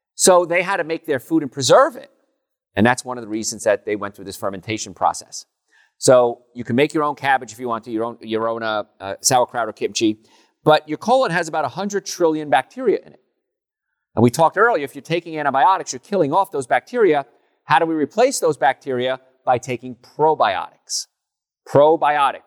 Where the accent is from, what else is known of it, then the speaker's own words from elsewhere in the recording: Hoboken, New Jersey, United States; when I was young, growing up in Hoboken